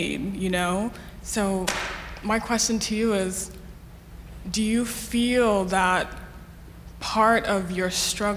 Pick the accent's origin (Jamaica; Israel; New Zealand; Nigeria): Nigeria; now in Houston, United States; So I'm a Nigerian person. I've immigrated here